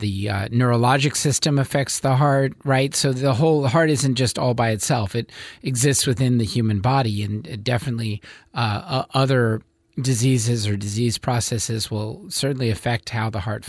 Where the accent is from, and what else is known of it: Westchester County, New York, United States; moved away as an adult; now in Eugene, United States